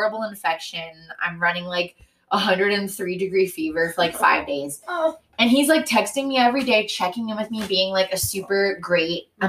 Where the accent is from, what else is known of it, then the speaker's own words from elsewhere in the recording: San Diego, California, United States; growing up in Mare Mesa.